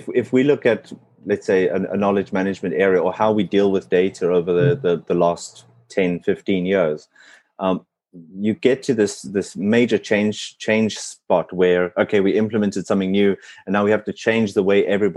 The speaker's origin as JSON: {"language": "English", "country": "South Africa", "tie": "born or raised there", "first_language": "English", "moved": "yes", "said": "growing up in South Africa"}